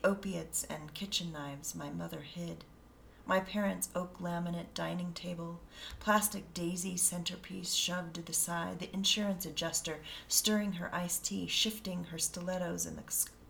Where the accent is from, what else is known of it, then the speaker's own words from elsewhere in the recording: Colorado, United States; also born or lived in Denver; me growing up in Colorado